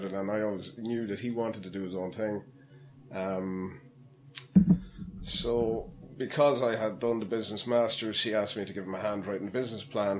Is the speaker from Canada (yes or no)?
no; Ardagh, Leinster, Ireland; I'm from Arda, which Arda Diocese, Clonmac Noise